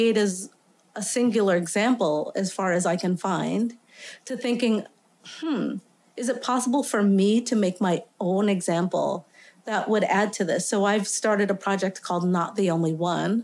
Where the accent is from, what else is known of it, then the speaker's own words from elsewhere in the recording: New York City, New York, United States; I grew up in Staten Island, Tottenville, Staten Island, southernmost tip of Staten Island and actually New York.